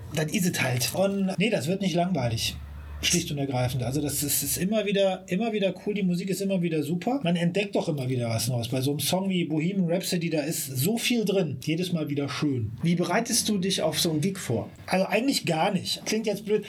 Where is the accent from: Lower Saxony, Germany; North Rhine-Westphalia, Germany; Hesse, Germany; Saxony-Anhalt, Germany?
North Rhine-Westphalia, Germany; Siegburg; moved away as an adult; now in Bonn, Germany; ich bin gebürtiger Siegburger ja. und habe lange Zeit so, wie es so schön heißt, im Umland geliebt